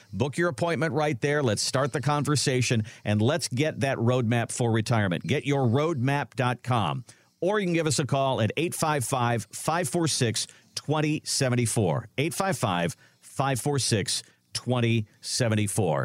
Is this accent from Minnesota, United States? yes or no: yes; Minnesota, United States; now in Ohio, United States; I grew up in Minnesota